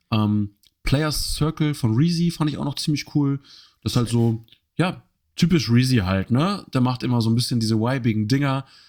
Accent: Germany; für uns als Deutsche

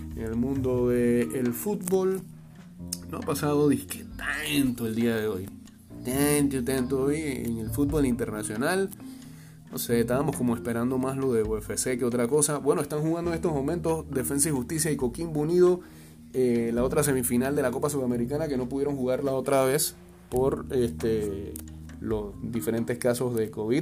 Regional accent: Panama; somos más del Caribe o del sur que de, Centroamérica

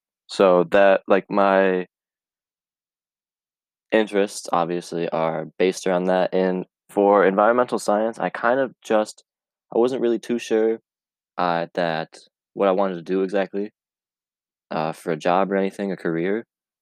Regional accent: Camden, New York, United States; Where I grew up in Camden, New York. It's 2 hours away from Cayuga. It is near Rome, New York, north of Syracuse, upstate, and grew up in a rural town

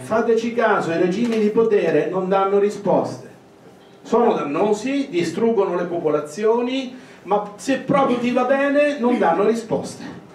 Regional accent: Marche, Italy; Io vengo dalle Marche

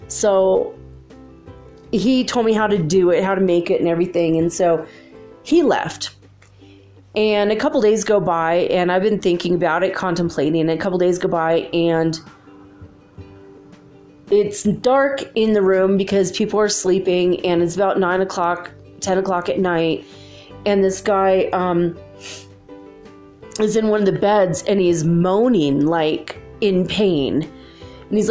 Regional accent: California, United States; I'm from California

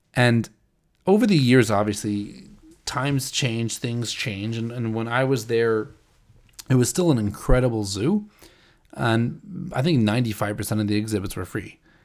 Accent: St. Louis, Missouri, United States; moved away; I grew up in St. Louis

